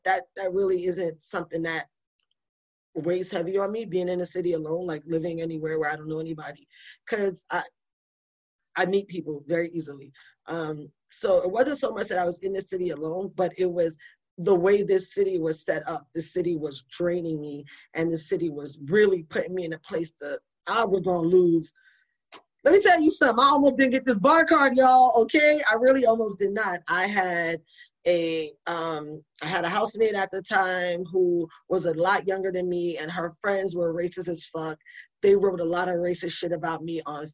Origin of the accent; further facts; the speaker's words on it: New York City, New York, United States; moved away; also born or lived in Buffalo, New York / Orlando, Florida / Kansas City; I'm from New York City. I'm from the Bronx